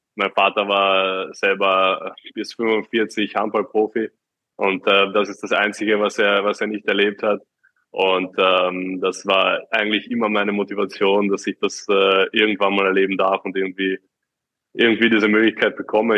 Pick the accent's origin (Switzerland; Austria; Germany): Austria; ich rede als Österreicher